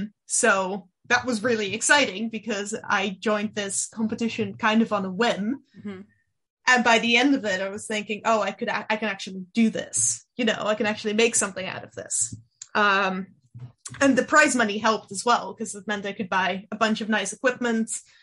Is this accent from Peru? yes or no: no; Netherlands; first language Dutch; English is a second language; science communication there in Dutch, which it is my native language